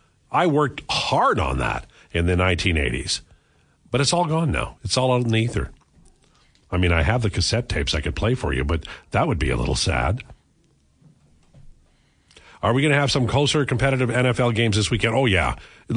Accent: United Kingdom; As a Brit, we do have some very good food.

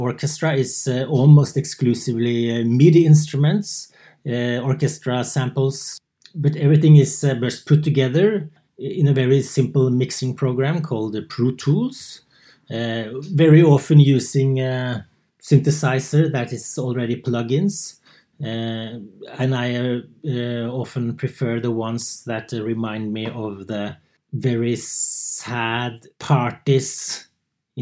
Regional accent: Oslo, Norway; moved away as an adult; also born or lived in Värmland, Sweden; now in Sweden; I come from Oslo, Norway. But for the last 6-7 years, I've been living in the forest in Värmland, Sweden

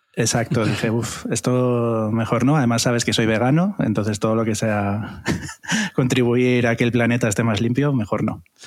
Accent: Gijón, Asturias, Spain; moved away as an adult; also born or lived in Madrid; nací en Asturias, nací en la maravillosa ciudad de Gijón, y, allí fue donde empecé mi carrera artística, hice el bachillerato artístico

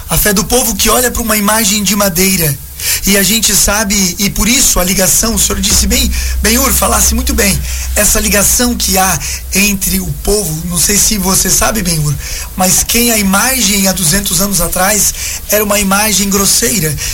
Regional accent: Santa Catarina, Brazil; also born or lived in São Francisco do Sul; sou natural de São Chico, mas criado aqui no Boa Vista desde pequeno.

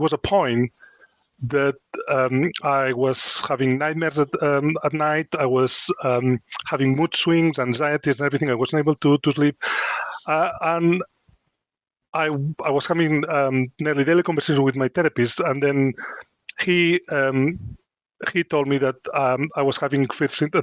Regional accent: Spain; English is a second language; moved away as an adult; now in Chesterfield, United Kingdom; I come from Spain, it's quite a macho culture

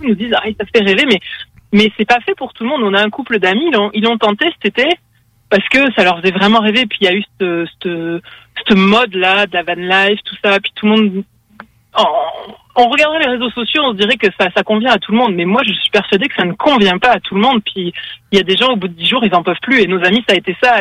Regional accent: France; moved away as an adult; also born or lived in Quebec; now in Canada; on est français. Ça va faire deux ans qu'on est au Canada

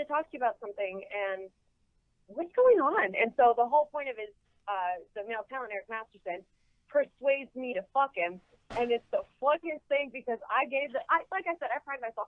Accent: El Centro, California, United States

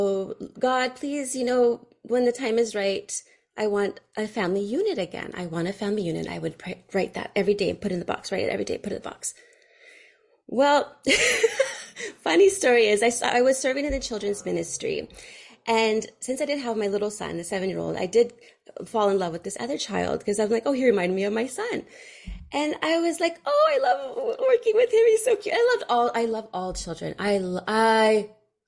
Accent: Fremont, California, United States; I grew up in Fremont, California, and there's a lot of Indians

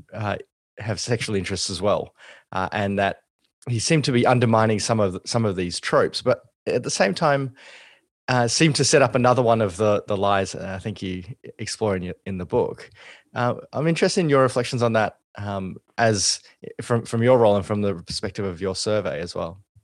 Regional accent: Australia; as an Australian

